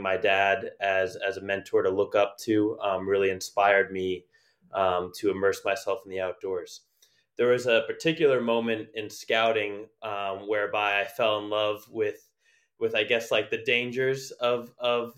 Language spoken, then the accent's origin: English; New Jersey, United States; I grew up in New Jersey, right outside of New York City